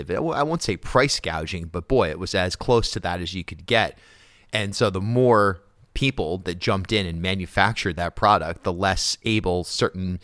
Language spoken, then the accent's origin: English; Charlestown, Rhode Island, United States; I grew up in Charlestown